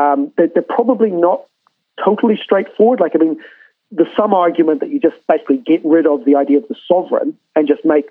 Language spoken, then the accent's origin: English; New Zealand; if we're a true proud nation, Aotearoa New Zealand and the South Pacific